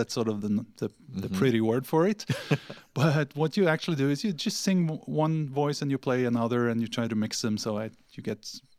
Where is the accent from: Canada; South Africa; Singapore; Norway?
Norway; moved away; also born or lived in Sweden; I lived in Sweden for, although I'm from Norway, I lived there in Sweden for 9 years